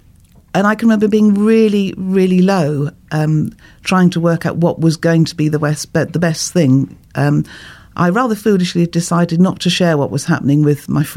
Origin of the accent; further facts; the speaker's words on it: Bournemouth, South West England, United Kingdom; also born or lived in Norfolk; I was born in Norfolk, and my parents used to go to the Anglican Church, and I was christened in the Anglican Church. But then we moved to Bournemouth